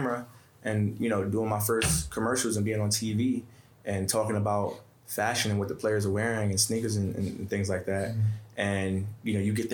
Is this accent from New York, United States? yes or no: yes; New York City, New York, United States; I'm kid from Bed-Stuy